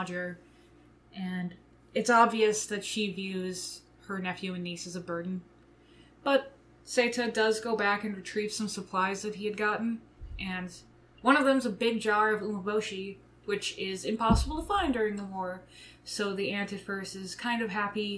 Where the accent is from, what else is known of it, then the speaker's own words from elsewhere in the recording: United States; we, as an American audience